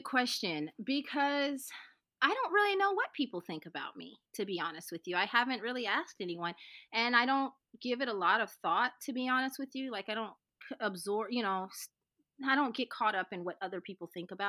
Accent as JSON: {"language": "English", "region": "the South", "country": "United States", "said": "My excuse is I'm from the South."}